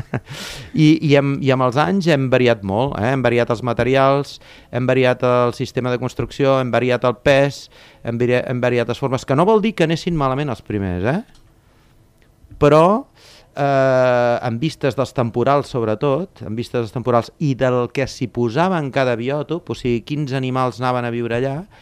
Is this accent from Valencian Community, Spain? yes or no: no; Torredembarra, Catalonia, Spain; sóc de Torre d'Embarra tinc allà un centre de busseig